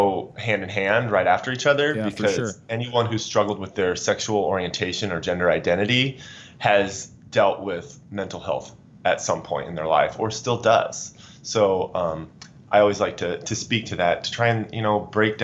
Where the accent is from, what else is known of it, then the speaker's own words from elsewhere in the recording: Pierce, Nebraska, United States; I'm from a small farm community in northeast Nebraska called Pierce, Nebraska